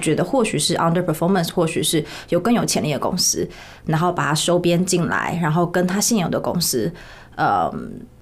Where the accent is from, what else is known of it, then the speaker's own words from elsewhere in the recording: Taiwan; moved away as an adult; also born or lived in United States; 我就是在台湾出生长大，在台湾求系毕业之后，我在P N G做业务做大概快五年